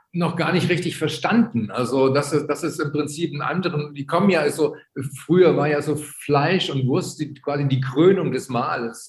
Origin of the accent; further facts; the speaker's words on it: Chemnitz, Saxony, Germany; ich bin ja in Karl-Marx-Stadt aufgewachsen, also die Stadt, die jetzt wieder Chemnitz heißt